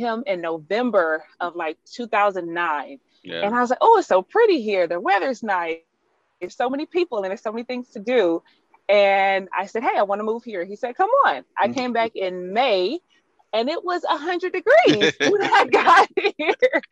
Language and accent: English; Alabama, United States; accent: twang; also born or lived in Michigan; now in Texas, United States; I actually went to school in Michigan, but I'm originally from Alabama.